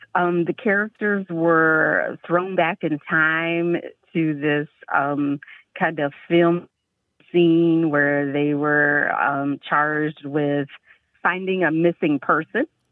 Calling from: Dallas, Texas, United States; I'm calling from Dallas, Texas

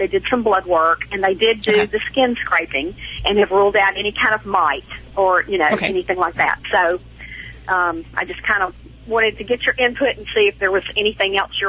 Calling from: Hernando, Mississippi, United States

